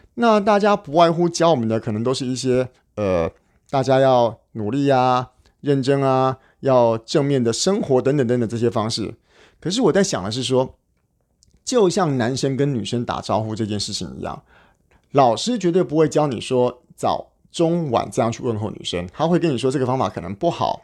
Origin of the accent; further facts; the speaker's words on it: Taiwan; 我们台湾人